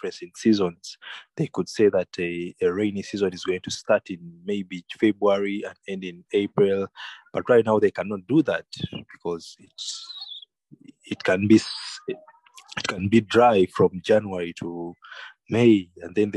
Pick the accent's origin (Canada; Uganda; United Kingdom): Uganda; Kampala, Central Region; I grew up in Kampala, but in the holidays, we used to go to the countryside